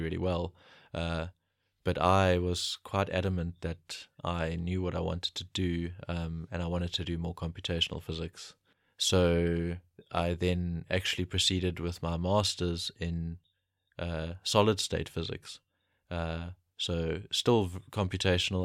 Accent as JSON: {"language": "English", "town": "Pietermaritzburg", "region": "KwaZulu-Natal", "country": "South Africa", "tie": "born or raised there", "said": "I grew up in Pietermaritzburg in KwaZulu-Natal."}